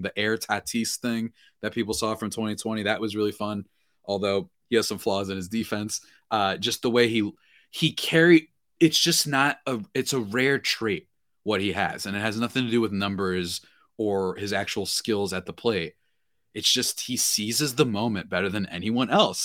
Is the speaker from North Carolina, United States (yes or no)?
no; New Jersey, United States; I'm from Jersey